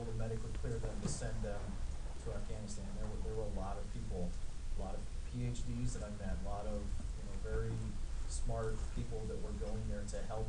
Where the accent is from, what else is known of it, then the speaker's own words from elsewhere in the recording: Arizona, United States; I'm from Arizona, that's where I grew up.